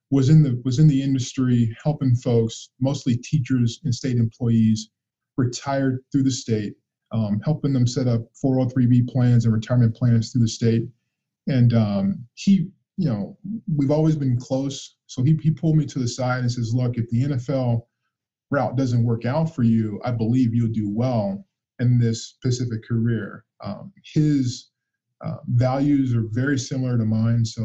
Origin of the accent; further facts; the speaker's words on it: Muncie, Indiana, United States; Yeah, so my, as I mentioned, I was born and raised in Muncie.